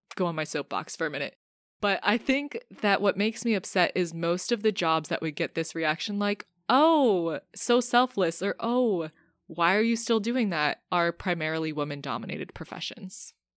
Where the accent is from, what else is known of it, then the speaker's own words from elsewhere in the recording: United States; as an American